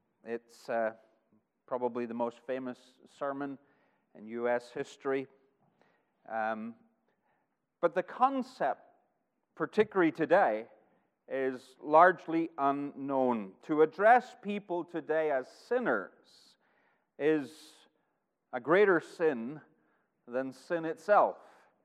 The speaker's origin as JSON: {"language": "English", "region": "Northern Ireland", "country": "United Kingdom", "moved": "yes", "lives_now": "Arkansas, United States", "said": "I've lived in Arkansas for almost 6 years, but my homeland is Northern Ireland. And the accent is changing, and it changes pretty much wherever I go."}